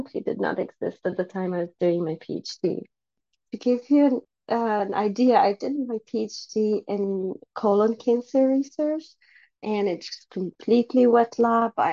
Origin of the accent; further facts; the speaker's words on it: Sweden; moved away as an adult; I come from an Egyptian background. I grew up in Sweden